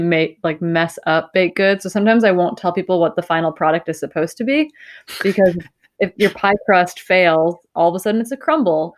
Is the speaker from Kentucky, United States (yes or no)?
no; northern Wisconsin, United States; I grew up in the Midwest. I grew up in northern Wisconsin